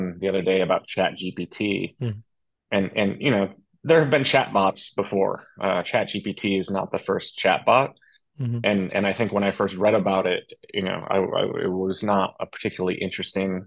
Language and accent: English; upstate New York, United States; I'm from a small town in upstate New York